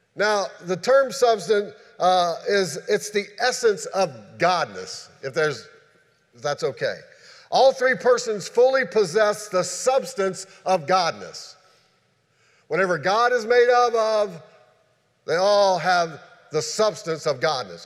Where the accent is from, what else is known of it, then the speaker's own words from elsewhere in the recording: Shenandoah Valley, Virginia, United States; moved away; where I grew up at in the Shenandoah Valley